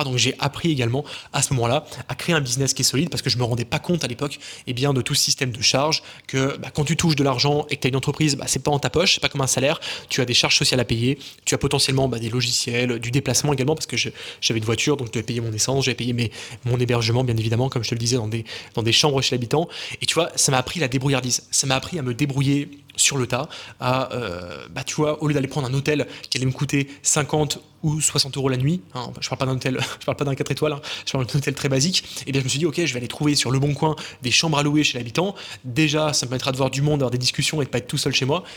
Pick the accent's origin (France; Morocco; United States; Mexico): France; small village near Lyon, Auvergne-Rhône-Alpes; also born or lived in Montreal, Canada; dans mon entourage en France, dans mon petit village de quelques centaines d'habitants autour de Lyon